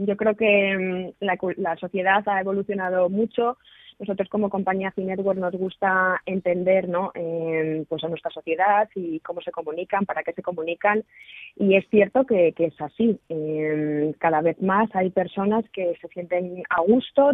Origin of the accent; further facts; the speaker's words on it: Spain; nosotros, como españoles